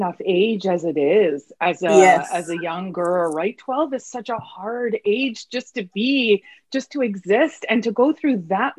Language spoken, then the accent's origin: English; Canada; I was two. So for intents and purposes, I'm Canadian.